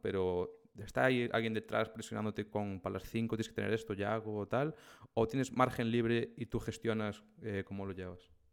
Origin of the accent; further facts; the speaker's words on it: O Grove, Galicia, Spain; mi pueblo, de, del Grove